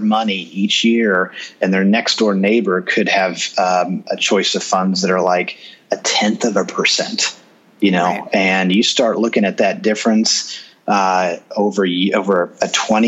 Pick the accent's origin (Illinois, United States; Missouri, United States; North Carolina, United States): Missouri, United States; Kansas City; born or raised there